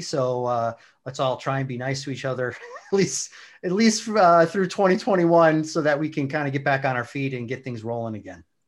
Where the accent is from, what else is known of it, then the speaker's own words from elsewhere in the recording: Wisconsin, United States; moved away as an adult; also born or lived in DeKalb, Illinois; now in St. Charles, United States; I grew up in Wisconsin, uh, about an hour north of Milwaukee